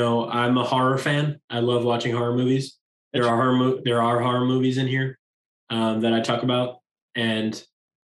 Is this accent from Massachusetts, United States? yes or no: no; New York, United States; I'm from New York.